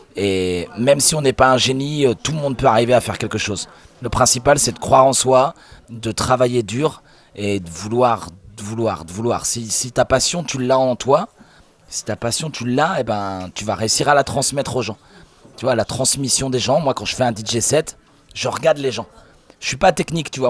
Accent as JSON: {"language": "French", "region": "Normandy", "country": "France", "said": "Je suis normand"}